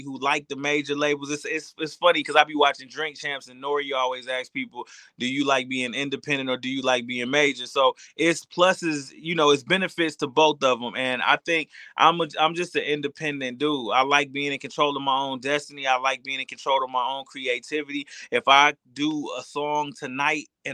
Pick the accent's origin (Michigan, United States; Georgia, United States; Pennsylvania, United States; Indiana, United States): Michigan, United States; I'm from Michigan. We blue collar